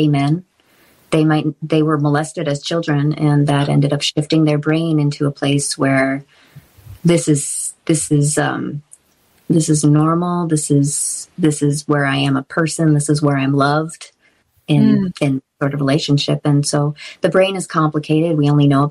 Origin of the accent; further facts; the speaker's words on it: Massachusetts, United States; I grew up in Massachusetts